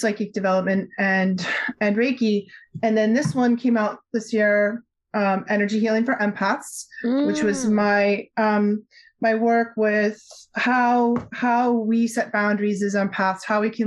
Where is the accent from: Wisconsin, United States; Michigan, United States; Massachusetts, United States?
Massachusetts, United States; Newton; I grew up just outside Boston in the 60s, 70s, and 80s